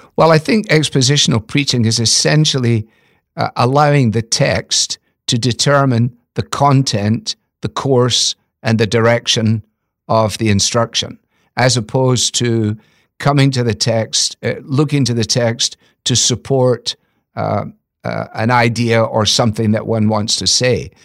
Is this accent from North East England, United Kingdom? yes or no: no; Scotland, United Kingdom; moved away; as a Scottish boy